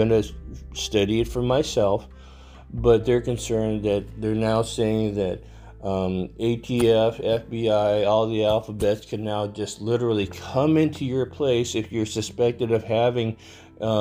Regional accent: Texas, United States; my home state, great state of Texas

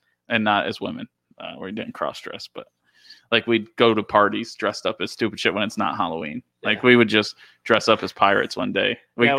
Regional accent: Dundee, Scotland, United Kingdom; We're from Dundee. I mean, we have to make up these things. Our parents all have like livers of steel

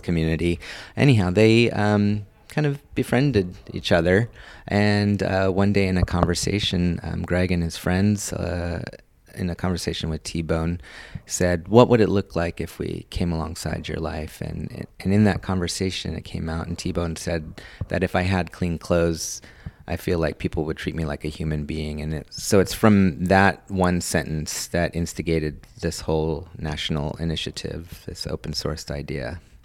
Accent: Los Angeles, California, United States; I was born and raised in Hollywood

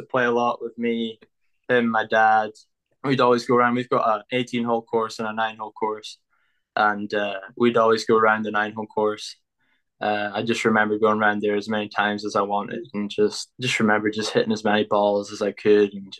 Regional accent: Nairn, Scotland, United Kingdom; moved away as an adult; now in Texas, United States; I'm from Nairn. It's a small town in the north of Scotland.

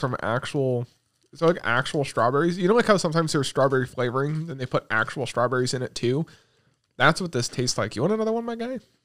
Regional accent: United States; we're American

